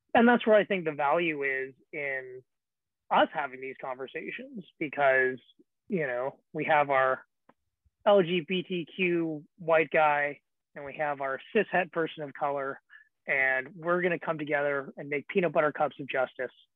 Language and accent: English; the Bay Area, California, United States; I'm from the Bay Area